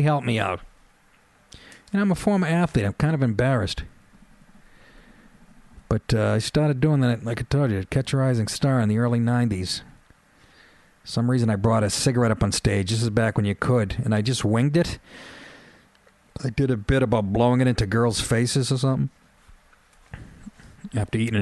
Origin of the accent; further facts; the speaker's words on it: Boston, Massachusetts, United States; I was from Boston